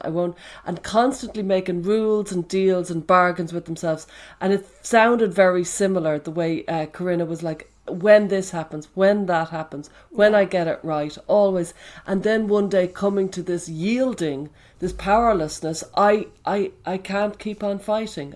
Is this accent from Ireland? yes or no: yes; Dublin, Leinster, Ireland; There was me in Dublin